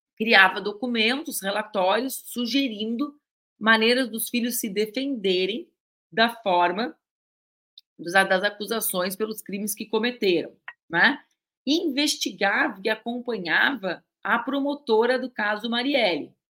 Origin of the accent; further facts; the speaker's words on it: Pelotas / border with Uruguay, Rio Grande do Sul, Brazil; Eu e a Cris, a gente cresceu em Pelotas, eu cresci mais para baixo ainda na fronteira com o Uruguai